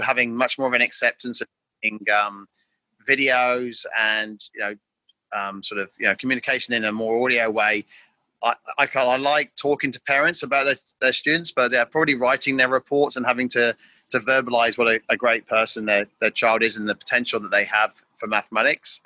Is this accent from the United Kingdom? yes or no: yes; England, United Kingdom; moved away as an adult; now in Darwin, Australia; I'm originally from England, uh, and I've been living now for nearly 20 years uh, in the top end of Australia in a place called Darwin in Northern Territory